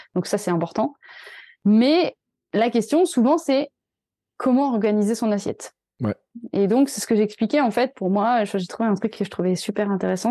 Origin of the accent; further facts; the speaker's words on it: France; nous, en tant que Français